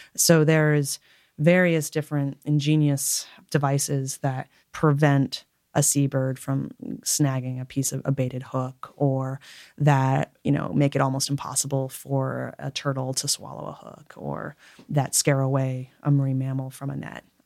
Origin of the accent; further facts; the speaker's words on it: Connecticut, United States; moved away as an adult; also born or lived in Alaska; I was born and raised in Connecticut